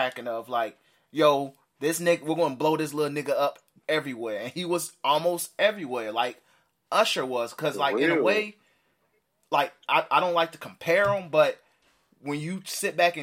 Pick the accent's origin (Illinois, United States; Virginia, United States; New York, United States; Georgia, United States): Illinois, United States; Chicago; we're from Chicago.